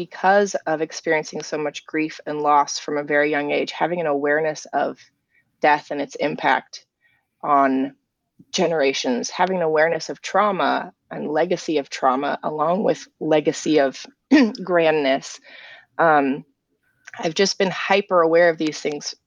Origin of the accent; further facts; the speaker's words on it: England, United Kingdom; now in United States; growing up in England, I grew up with a different sense of history than a lot of Americans do.